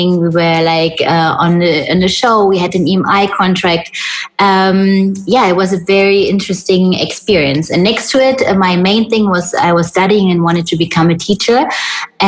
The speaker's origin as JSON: {"language": "English", "country": "Germany", "tie": "born or raised there", "also_born_or_lived": "Hollywood Hills", "moved": "as an adult", "said": "I'm born and raised in Germany"}